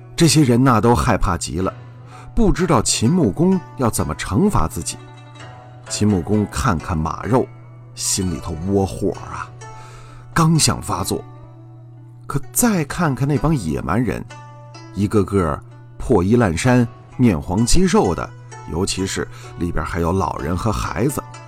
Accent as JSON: {"language": "Chinese", "country": "China", "said": "我们中国人"}